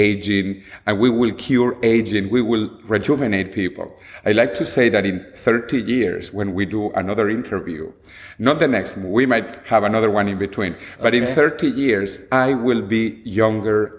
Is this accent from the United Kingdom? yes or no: no; Venezuela; moved away as an adult; also born or lived in United States; now in Madrid, Spain; I was born and I grew up in Venezuela